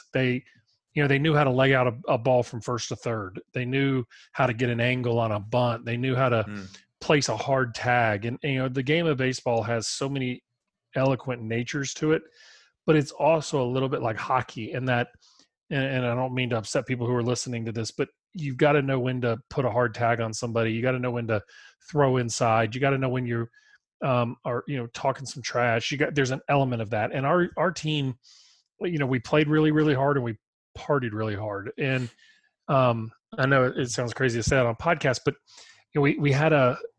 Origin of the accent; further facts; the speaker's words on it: St. Louis, Missouri, United States; now in Birmingham, United States; I'm from St. Louis. Even better. I grew up a Cardinal fan.